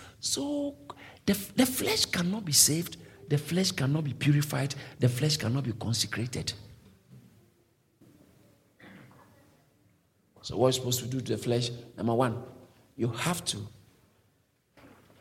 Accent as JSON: {"language": "English", "country": "Ghana", "moved": "as an adult", "lives_now": "United Kingdom", "said": "I came from Ghana."}